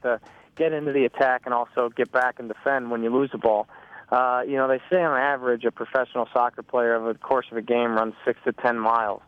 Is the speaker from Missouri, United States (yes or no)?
yes; St. Louis, Missouri, United States; I grew up in St. Louis, where soccer's always been a, a big sport